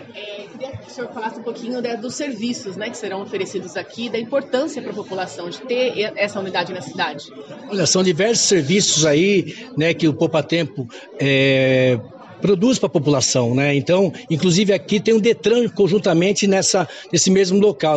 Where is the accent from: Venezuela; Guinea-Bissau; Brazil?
Brazil; Guararema, São Paulo; minha cidade, onde eu nasci, cidade natal, que é a cidade de Guararema.